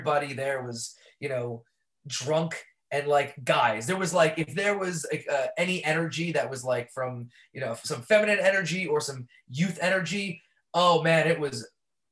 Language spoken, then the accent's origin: English; New York City, New York, United States; I grew up born and raised in Brooklyn